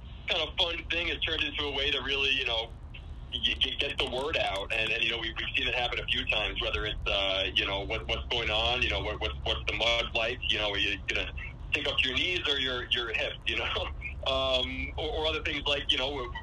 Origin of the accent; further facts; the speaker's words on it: Glens Falls, New York, United States; I got born and raised in Glens Falls, right in the foothills of the Adirondacks